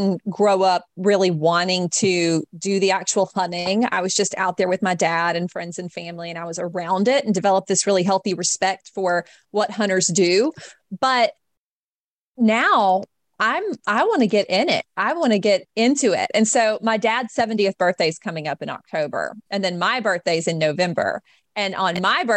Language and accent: English; Jackson, Mississippi, United States; here in my hometown, Jackson, Mississippi